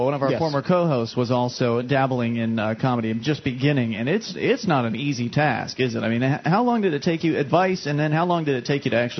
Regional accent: Florida, United States; I mean, we come from Florida, which it's pretty bad down there

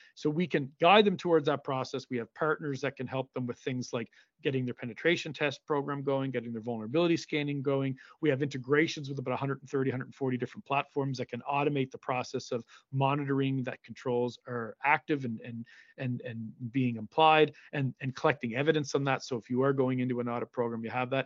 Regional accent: Cape Breton, Nova Scotia, Canada; my hometown here in Cape Breton

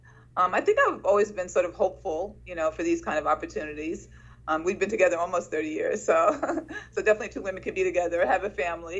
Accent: New York City, New York, United States; I grew up in Sugar Hill, Harlem, and I was raised by my mom

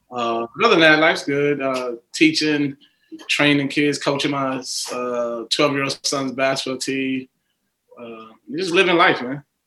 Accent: New York City, New York, United States; I grew up in Queens

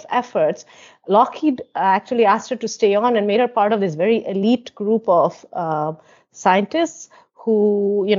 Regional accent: West Bengal, India; as a student growing up in West Bengal

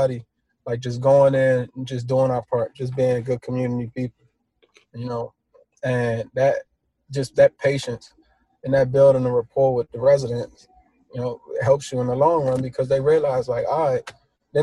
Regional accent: Washington, District of Columbia, United States; a young black man, growing up in Washington, D.C.

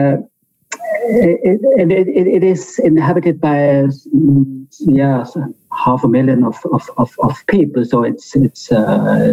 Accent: Bolzano, Trentino-Alto Adige, Italy; here in my hometown in Bozen-Bolzano

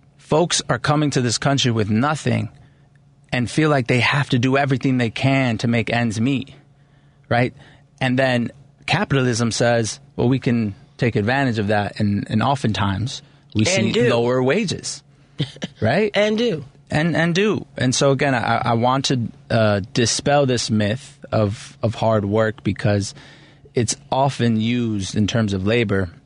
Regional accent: Chicago, Illinois, United States; I was raised in Pilsen. My parents are both immigrants

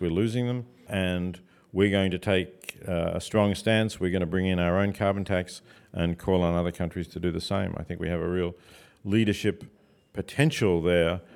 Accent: Australia; moved away as an adult; also born or lived in Oxford, England; now in United States; I'm an Australian, I'm not an American

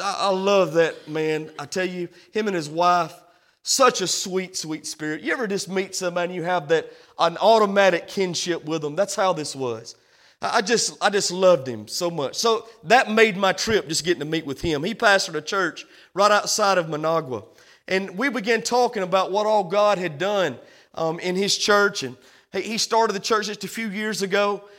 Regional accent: United States; we come from the American church

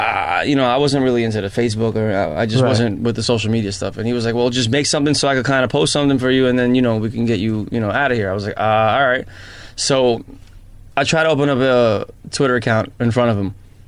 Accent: New York City, New York, United States; I started off in Forest Hills, and mm-hmm. then ended up in Fresh Meadows, played around in Bayside, and now Jamaica Estates.

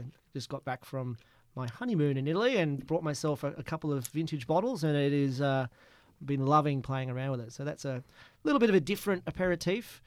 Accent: Gympie, Queensland, Australia; also born or lived in Melbourne / Scotland; now in Adelaide, Australia; I'm from Gympie in Queensland

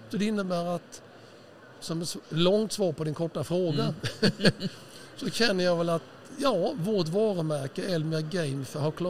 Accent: Huskvarna, Jönköping County, Sweden

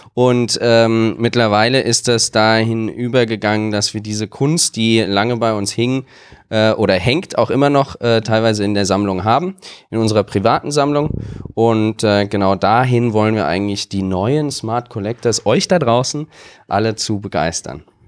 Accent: Wiesbaden, Hesse, Germany; meine Heimatstadt

